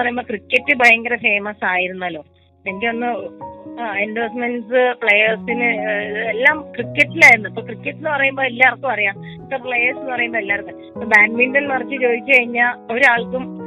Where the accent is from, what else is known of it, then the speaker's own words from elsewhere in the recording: Kozhikode, Kerala, India; കോഴിക്കോട് ഇപ്പം indoor stadium corporation സ്റ്റേഡിയത്തിൽ ഞാൻ കളിച്ച് വളർന്ന സ്റ്റേഡിയത്തിൽ